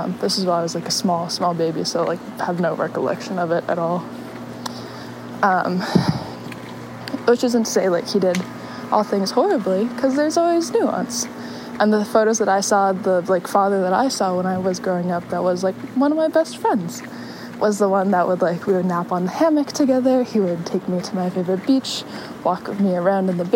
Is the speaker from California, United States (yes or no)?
yes; California, United States; moved away; the family that I grew up with in California